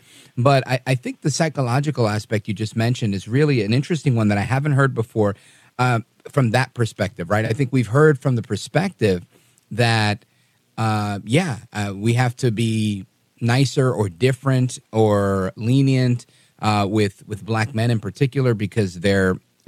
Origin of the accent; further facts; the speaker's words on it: New York City, New York, United States; Look, my parents are Puerto Rican, both born in Puerto Rico. I was born in Brooklyn. And I felt different growing up. And we were poor